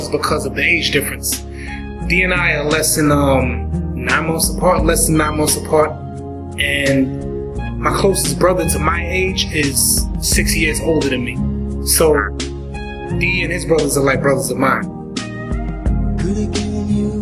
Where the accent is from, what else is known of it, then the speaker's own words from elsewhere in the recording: New York City, New York, United States; also born or lived in St Leonards-on-Sea, England; So we came over to the United States, to New York, in the same neighborhood that Dee and his brothers were living in.